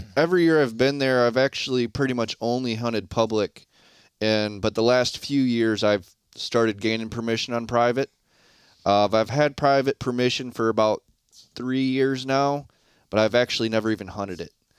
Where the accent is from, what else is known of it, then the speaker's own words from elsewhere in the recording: Shiawassee County, Michigan, United States; moved away as an adult; now in northern Kentucky, United States; I originally am from Shiawassee County, Michigan, and, uh, in two thousand eighteen, I ended up moving down to northern Kentucky